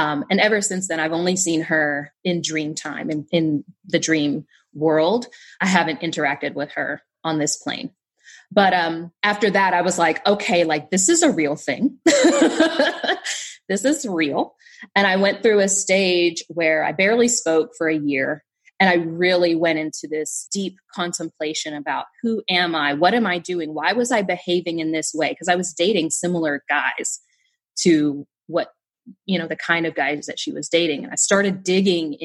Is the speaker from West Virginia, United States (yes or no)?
yes; Southern West Virginia, United States; I grew up in Southern West Virginia